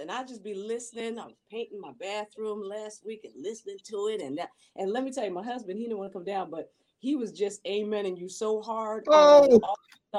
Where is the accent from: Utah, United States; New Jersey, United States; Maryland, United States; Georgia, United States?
New Jersey, United States; where I grew up in South Jersey in a very white town